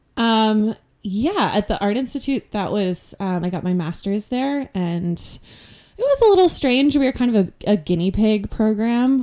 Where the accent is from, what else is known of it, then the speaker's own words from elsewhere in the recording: Connecticut, United States; moved away as an adult; also born or lived in California / New York; now in Portland, United States; I grew up mostly in Connecticut